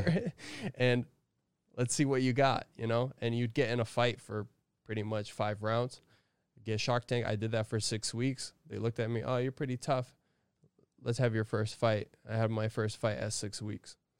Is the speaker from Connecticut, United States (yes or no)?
yes; Connecticut, United States; I'm from Connecticut, you know? I'm from up north in New England.